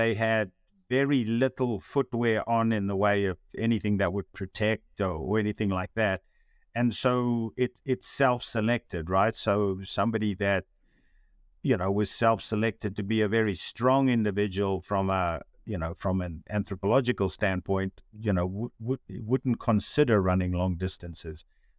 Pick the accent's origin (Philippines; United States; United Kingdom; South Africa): South Africa; moved away; when I came from South Africa, where I didn't have that really strong distinction of what a runner should look like, right?